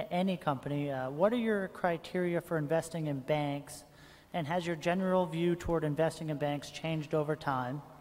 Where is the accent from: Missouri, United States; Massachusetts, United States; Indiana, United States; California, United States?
Massachusetts, United States; Cambridge; I'm a shareholder from Cambridge, Massachusetts.